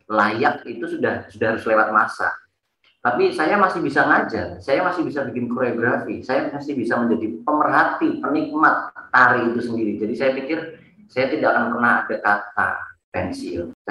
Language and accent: Indonesian; Surakarta, Central Java, Indonesia; besar di di Eh, salah satu kampung di Solo dan saya kebetulan tidak mencintai sekolah